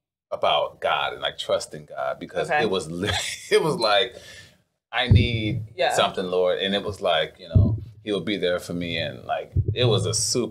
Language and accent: English; Cleveland, Ohio, United States; moved away as an adult; now in Atlanta, United States; I'm originally from the great land of the Cleve.